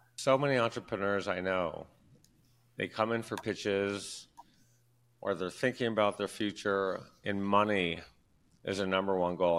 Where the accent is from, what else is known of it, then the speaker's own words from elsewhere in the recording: Detroit, Michigan, United States; I'm from Detroit. We're huge Detroit fans